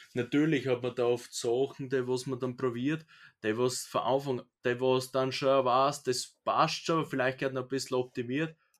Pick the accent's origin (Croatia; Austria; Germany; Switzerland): Austria; bei uns in Österreich